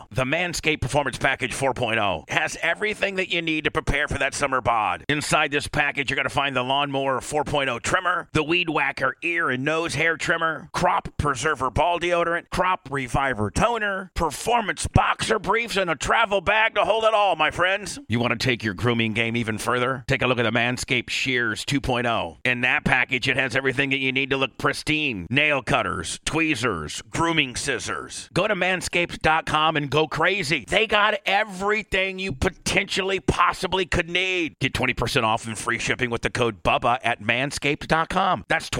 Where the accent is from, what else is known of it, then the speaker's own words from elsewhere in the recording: Warsaw, Indiana, United States; my hometown is this small little town called Warsaw, Indiana, probably population about, Blitz will probably tell you, about 12, 15,000.